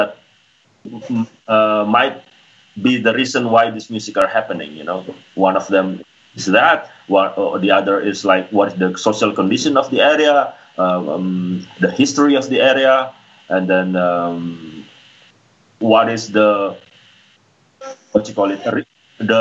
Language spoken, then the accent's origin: English; Sulawesi, Indonesia; it was in Sulawesi, my hometown, in an area called Sigi